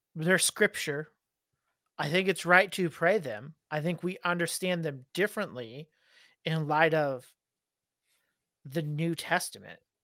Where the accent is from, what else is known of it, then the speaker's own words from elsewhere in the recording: United States; me as an American